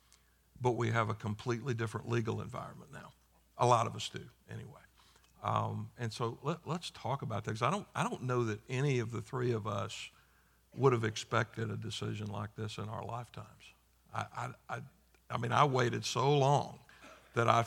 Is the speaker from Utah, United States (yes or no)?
no; South Carolina, United States; I grew up in South Carolina